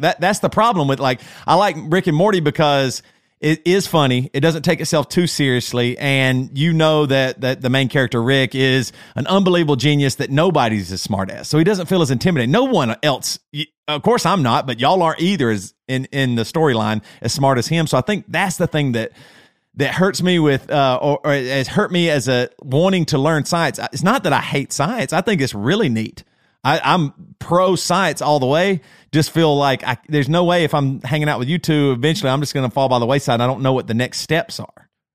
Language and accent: English; Greer, South Carolina, United States; accent: Southern; moved away as an adult; now in Charlotte, United States; I grew up in the South, so I can use this because I'm, I'm, I'm a Southerner.